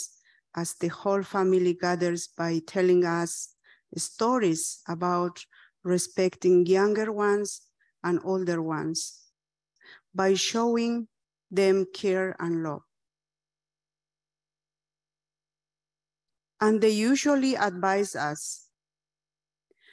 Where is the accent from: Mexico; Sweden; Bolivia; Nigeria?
Bolivia; was born and raised in the Aymara indigenous community